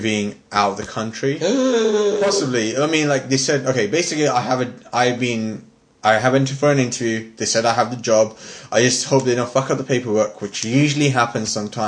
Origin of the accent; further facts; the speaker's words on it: Bradford, Yorkshire and the Humber, United Kingdom; moved away; I'm originally from Bradford